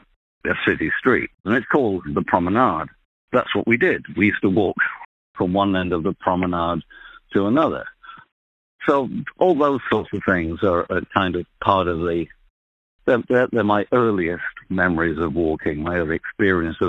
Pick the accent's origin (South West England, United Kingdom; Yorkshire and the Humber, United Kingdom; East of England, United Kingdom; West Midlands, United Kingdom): Yorkshire and the Humber, United Kingdom; Sheffield; I was born and brought up in Sheffield, which is an industrial city in the north of England